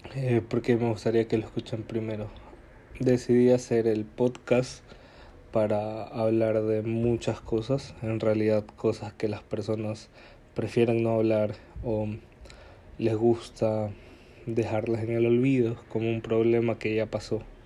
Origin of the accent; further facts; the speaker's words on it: Guayaquil, Guayas, Ecuador; soy de Guayaquil, Ecuador, y viví toda una gran parte de mi infancia en el suburbio de Guayaquil.